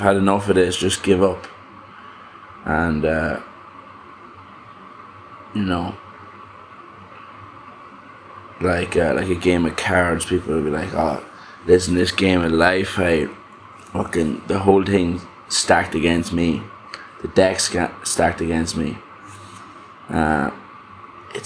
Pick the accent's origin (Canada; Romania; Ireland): Ireland; growing up in Ireland